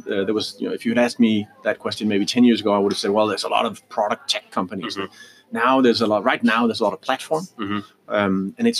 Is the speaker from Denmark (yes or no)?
yes; Denmark; moved away; also born or lived in Canada; So I am Danish, or I was born in Denmark, but I lived, you know, by far most of my life outside of the Copenhagen town and Denmark, and I've so I've been educated abroad.